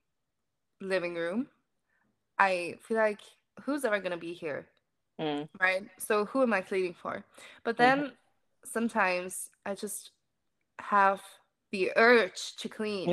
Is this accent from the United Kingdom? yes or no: no; Germany; first language German; English is a second language; I'm 21. I grew up in Germany. I'm German